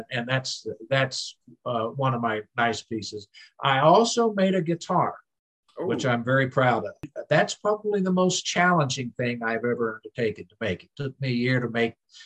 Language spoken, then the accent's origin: English; Summers County, southern West Virginia, United States; also born or lived in Akron, Ohio; I grew up fishing on the Greenbrier River in southern West Virginia there in Summers County.